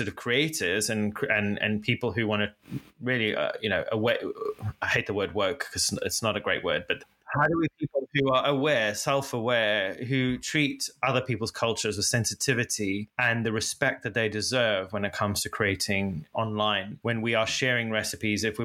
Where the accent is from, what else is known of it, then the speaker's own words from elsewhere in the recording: Zimbabwe; now in United Kingdom; I didn't grow up in the UK. I grew up in Africa and Zimbabwe